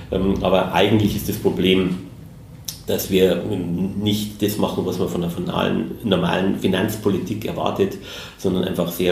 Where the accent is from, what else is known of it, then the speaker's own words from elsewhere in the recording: Munich, Bavaria, Germany; natürlich wird man als Münchner keine Stadt äh, München vorziehen, aber Berlin ist sehr spannend.